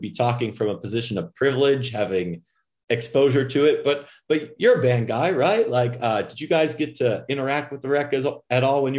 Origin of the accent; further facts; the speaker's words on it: Oak Park, Illinois, United States; I came from Oak Park and I live on Fort